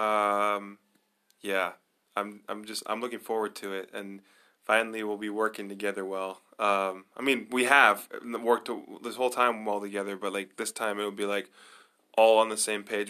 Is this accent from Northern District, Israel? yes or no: yes; Nazareth, Northern District, Israel; also born or lived in United States; I grew up in Israel. I grew up in Nazareth.